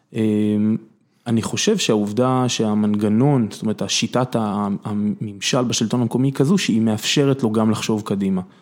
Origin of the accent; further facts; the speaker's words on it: Kokhav Mikha'el, Southern District, Israel; also born or lived in Kibbutz Mefalsim; אני נולדתי בקיבוץ מפלסים, גדלתי במושב כוכב מיכאל